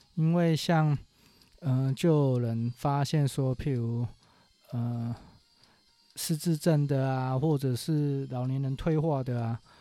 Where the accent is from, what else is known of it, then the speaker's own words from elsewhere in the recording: Taiwan; 我们台湾人台语有一句话叫做